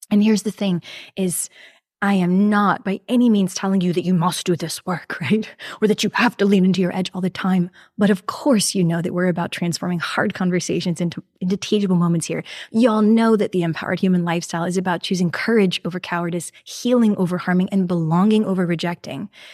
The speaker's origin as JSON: {"language": "English", "region": "New York", "country": "United States", "tie": "born or raised there", "moved": "yes", "lives_now": "Houston, United States", "said": "I am from New York originally. Yes, I was born up there"}